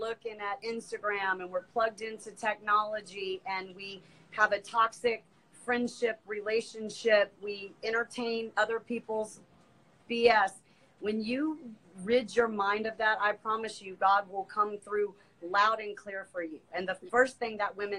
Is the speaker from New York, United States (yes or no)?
no; Alabama, United States; I'm from Alabama, so we're real Southern